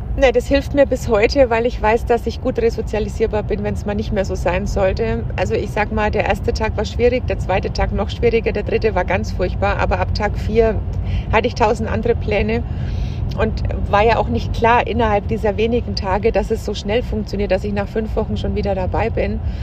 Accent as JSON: {"language": "German", "area": "Franconia", "region": "Bavaria", "country": "Germany", "also_born_or_lived": "Munich, Germany / Berlin, Germany", "said": "ich komme aus Franken"}